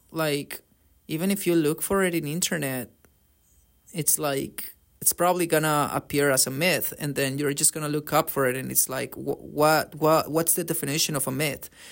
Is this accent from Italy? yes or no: no; Colombia; now in Canada; I come from Colombia